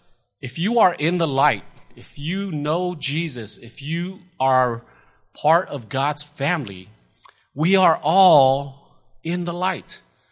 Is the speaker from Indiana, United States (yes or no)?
no; California, United States; now in Lubbock, United States; because, you know, we're from California, and we had an opportunity to go to much better looking places than Lubbock, Texas.